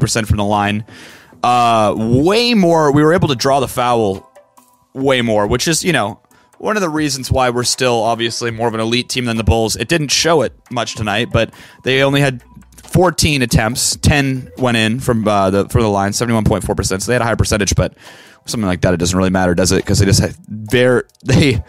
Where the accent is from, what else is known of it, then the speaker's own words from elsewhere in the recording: Vancouver, British Columbia, Canada; I grew up in Vancouver